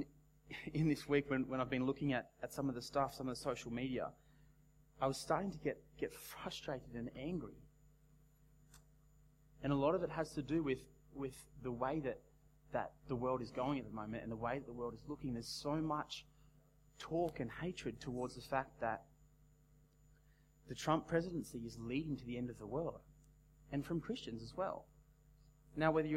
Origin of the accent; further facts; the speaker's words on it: Australia; as an Australian young adult